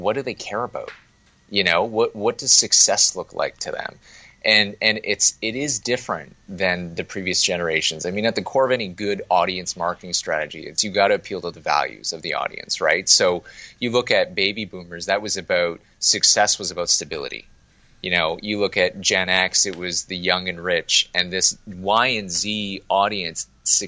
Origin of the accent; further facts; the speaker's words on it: Toronto, Ontario, Canada; Originally from Toronto. Yeah, no. I grew up in Toronto